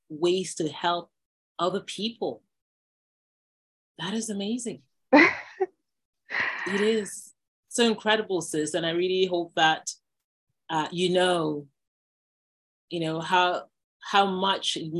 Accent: Nigeria; I'm from Nigeria.

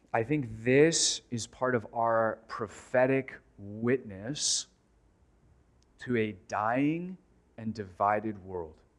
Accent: United States; American Christians

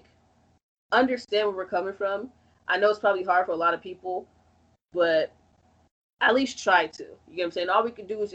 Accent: Chicago, Illinois, United States; I'm from Chicago

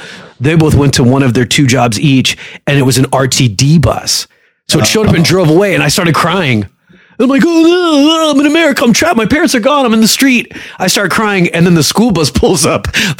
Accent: Egypt; They did send me to school with rolling luggage when I was a kid because I'm from Egypt.

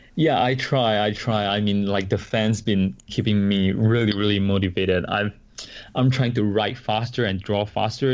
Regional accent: Singapore; moved away as an adult; now in Paramus, New Jersey, United States; I come from Singapore and we, we are like a multiracial country

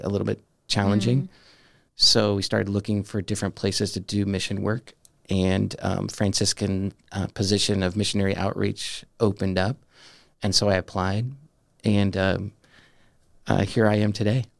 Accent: Southern California, United States; moved away as an adult; also born or lived in Denver, Colorado; now in Steubenville, United States; growing up in Southern California

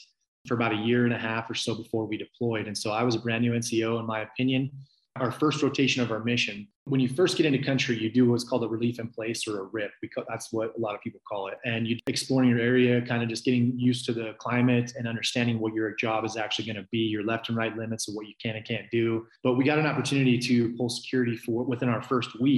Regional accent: outside Sacramento, California, United States; born or raised there; moved away; also born or lived in Utah

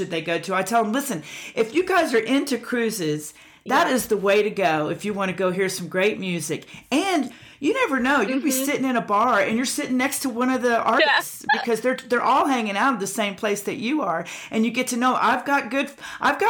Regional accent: Pensacola Beach, Florida, United States; I grew up in Pensacola Beach

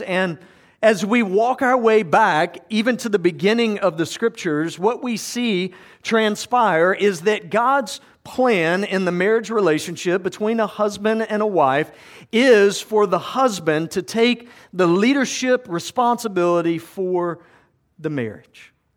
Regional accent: South Georgia, United States; I grew up in South Georgia

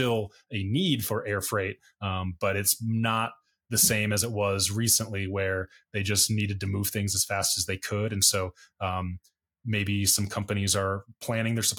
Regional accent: United States; As an American

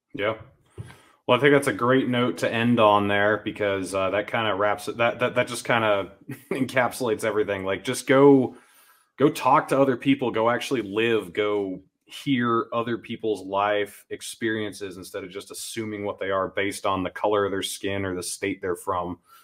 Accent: New Hampshire, United States; I grew up in New Hampshire

